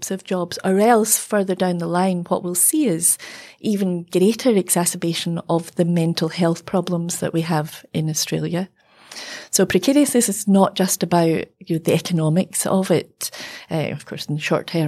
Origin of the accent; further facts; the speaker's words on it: Glasgow, Scotland, United Kingdom; I'm from Glasgow, and, at the times of, the shipbuilding closures, and, we've seen that all over in the UK.